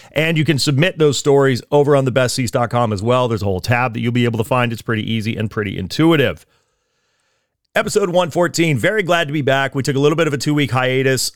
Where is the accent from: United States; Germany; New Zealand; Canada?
United States; East Coast; now in California, United States; I'm from the East Coast originally.